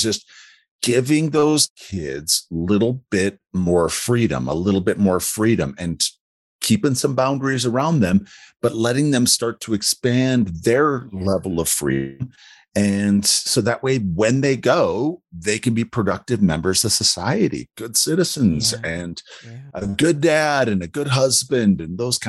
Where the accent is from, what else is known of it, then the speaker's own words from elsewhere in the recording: Wisconsin, United States; moved away as an adult; now in Colorado Springs, United States; I live in Colorado Springs. I grew up in Wisconsin, moved out here in August of 97